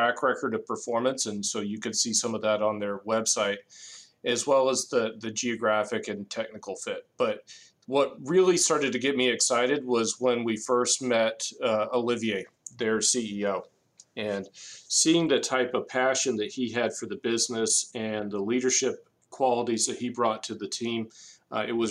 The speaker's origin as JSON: {"language": "English", "town": "Cumming", "region": "Georgia", "country": "United States", "tie": "born or raised there", "also_born_or_lived": "New Orleans", "said": "I grew up in Cumming, Georgia, which is around 10, 15 miles north of our Alpharetta office."}